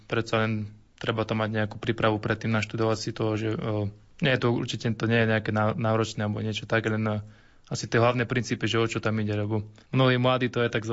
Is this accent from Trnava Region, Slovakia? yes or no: no; Hladovka, Žilina Region, Slovakia; eh, som z Oravy z Hladovky